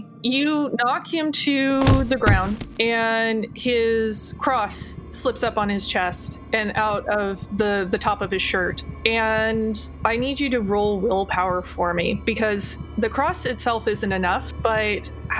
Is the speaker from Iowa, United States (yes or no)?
yes; Iowa, United States; Oh, from out about Iowa.